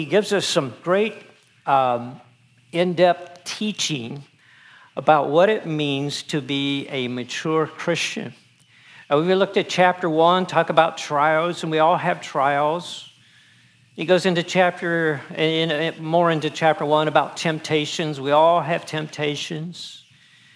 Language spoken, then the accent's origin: English; the Northwest, Pacific Northwest, United States; I'm from the Northwest